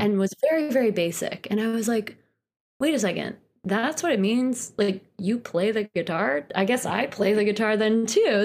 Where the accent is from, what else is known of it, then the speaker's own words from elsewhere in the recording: Poughkeepsie, New York, United States; moved away as an adult; also born or lived in Boston; now in Brooklyn, United States; I grew up in Poughkeepsie, which is about an hour and a half north of New York City.